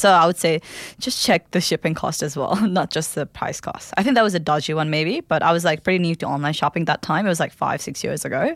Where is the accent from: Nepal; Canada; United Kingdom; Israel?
Nepal; Kathmandu, Bagmati; English is a second language; now in Melbourne, Australia; I'm from Kathmandu, the capital city of Nepal